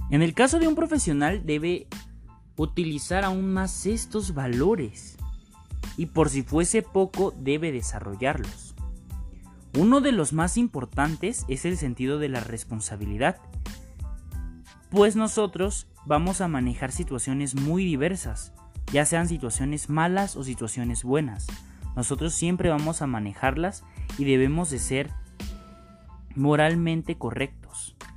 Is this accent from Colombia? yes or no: no; Mexico; ya que como mexicanos siempre buscamos dar lo mejor de nosotros para con las otras personas